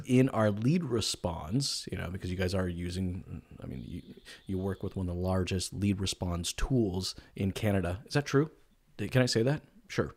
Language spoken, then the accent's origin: English; United States; I'm an American